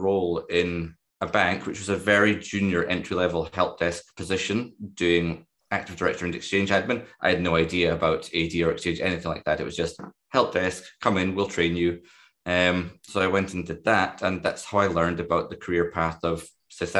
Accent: Dundee, Scotland, United Kingdom; I was born in Dundee

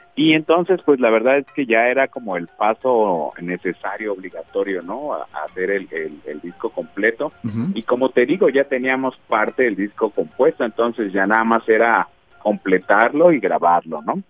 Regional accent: Mexico City, Mexico; moved away as an adult; now in Guadalajara, Mexico; yo nací en la Ciudad de México y llevo apenas unos 15 años viviendo acá en Guadalajara

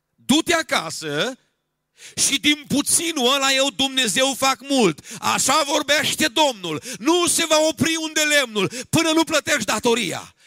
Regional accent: Romania; Eu sunt român

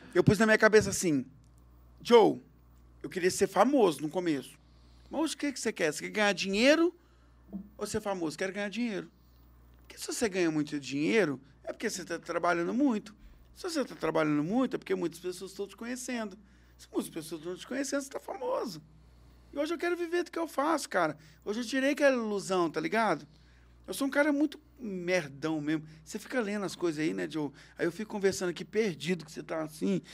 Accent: Belo Horizonte, Minas Gerais, Brazil; moved away as an adult; now in Uberlândia, Brazil; Eu sou de Belo Horizonte.

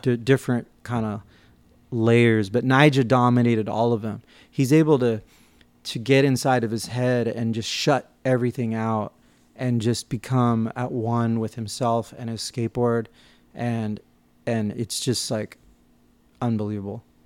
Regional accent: New York, United States; growing up in New York and, and on the East Coast

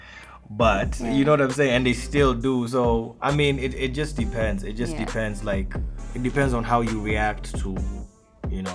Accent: Nairobi, Kenya; also born or lived in Buru Buru, Nairobi / Umoja, Nairobi / United States; It was great growing up in Southsea

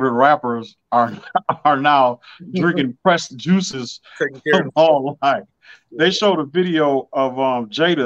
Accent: Detroit, Michigan, United States; I'm from Detroit

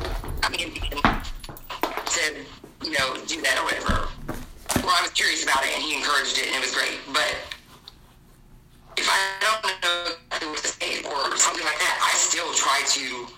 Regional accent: New Jersey, United States; now in North Carolina, United States; I'm in North Carolina now. I've lived here 32 years, I think, but I was from New Jersey.

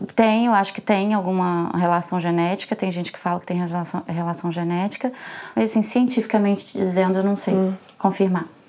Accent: Belo Horizonte, Minas Gerais, Brazil; first language Portuguese; moved away as an adult; also born or lived in Brasília; now in Paris, France; Eu sou de Belo Horizonte. Uhum. na verdade, eu sou nascida em Brasília. Uhum. Eu fui criada em Belo Horizonte.

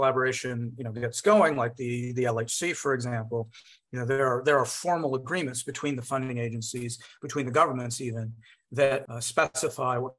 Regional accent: United States; an American physicist of Indian origin

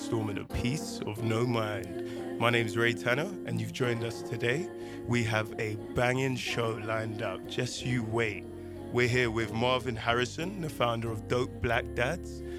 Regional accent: London, United Kingdom; also born or lived in Ghana; I would class myself as a Londoner

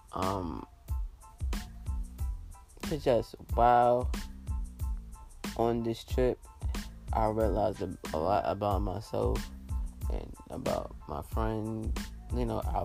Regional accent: New York, United States; moved away; I'm from New York.

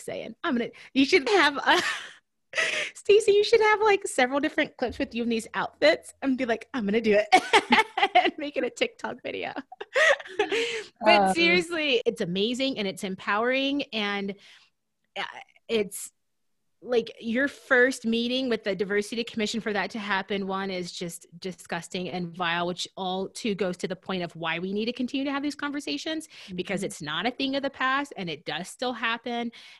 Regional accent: Deep South, United States; because I'm from the Deep South and those roots run deep.

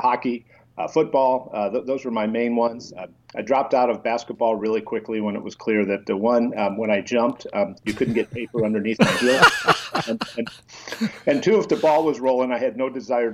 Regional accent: Detroit, Michigan, United States; I grew up middle class in Detroit, and I was the middle child of 5 boys in our family

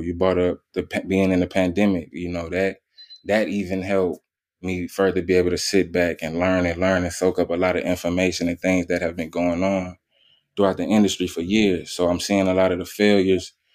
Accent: New Orleans, Louisiana, United States; born and raised in New Orleans, Louisiana

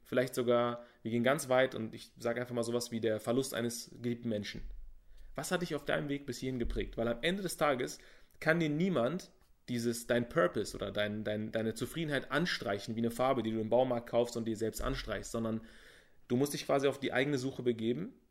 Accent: Berlin, Germany; ich bin in Berlin geboren und bin, ich würde mal sagen, wohlhabend aufgewachsen.

